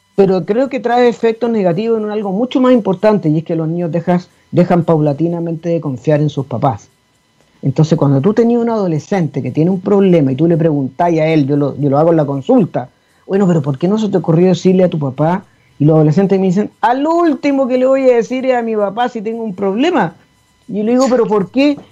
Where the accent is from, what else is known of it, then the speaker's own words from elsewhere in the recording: Chile; así somos los chilenos